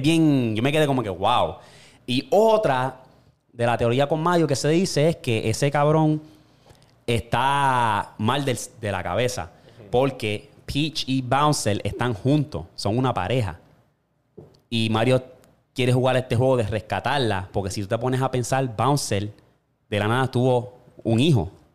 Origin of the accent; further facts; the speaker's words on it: Toa Baja, Puerto Rico; moved away; yo me crié en Tua Baja y estaba la Cuesta del Guano en Candelaria